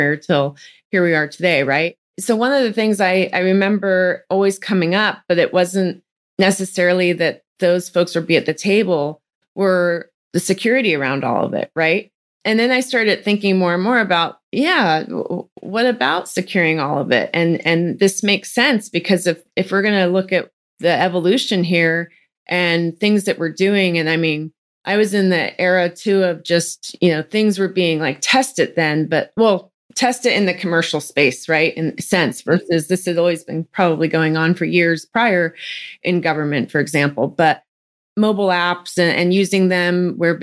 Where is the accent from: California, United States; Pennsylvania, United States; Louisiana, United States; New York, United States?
California, United States; Silicon Valley; moved away as an adult; now in Texas, United States; I grew up in California, Silicon Valley. So I was born and raised there and started my career there